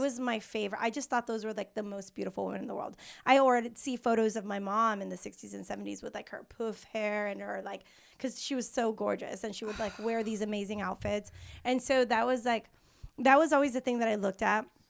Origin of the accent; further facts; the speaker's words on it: Mexico; moved away; also born or lived in San Diego; I'm from Mexico. I'm Mexican from Mexico, um, in San Diego.